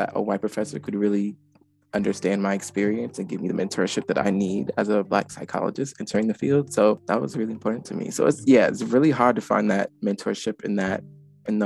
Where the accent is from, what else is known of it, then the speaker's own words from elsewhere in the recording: Charleston, South Carolina, United States; I'm from Charleston, South Carolina